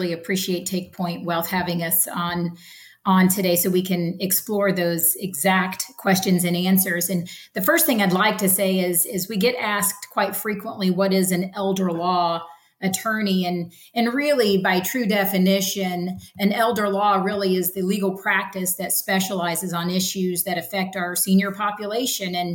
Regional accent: Ocala, Florida, United States; I'm true Floridian, right? I was born and raised in Ocala, Florida

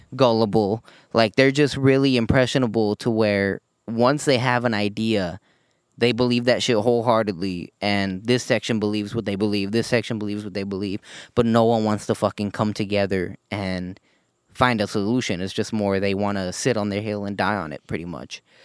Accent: United States; as an American

